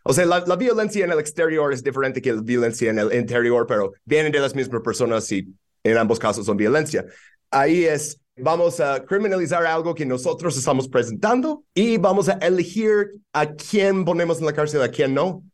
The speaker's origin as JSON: {"language": "Spanish", "region": "New York", "country": "United States", "tie": "born or raised there", "second_language": "Spanish", "moved": "as an adult", "lives_now": "Mexico City, Mexico", "said": "crecer en Nueva York en los noventas"}